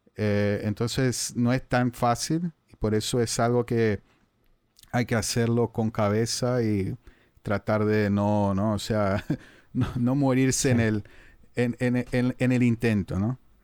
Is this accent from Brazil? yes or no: yes; Brazil; accent: Brazilian, Portuguese in Spanish, a bit Cisplatine; Spanish is a second language; tengo el acento brasileño, portugués ahí en español un poco cisplatino